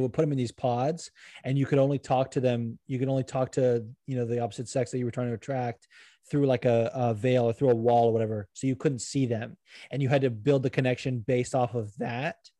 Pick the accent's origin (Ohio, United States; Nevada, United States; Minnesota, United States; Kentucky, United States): Nevada, United States; Las Vegas; also born or lived in Los Angeles, California; now in New Jersey, United States; I grew up in triple digit weather, like growing up in Vegas and then you know being